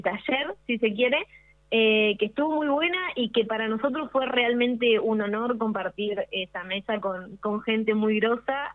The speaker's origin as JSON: {"language": "Spanish", "town": "Villaguay", "region": "Entre Ríos", "country": "Argentina", "said": "yo, de hecho, soy de Villaguay"}